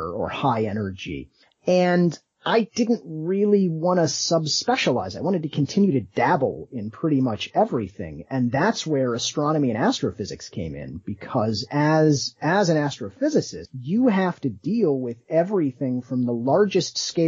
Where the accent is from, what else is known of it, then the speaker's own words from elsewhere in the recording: South Bend, Indiana, United States; growing up in South Bend, as you go through the public school system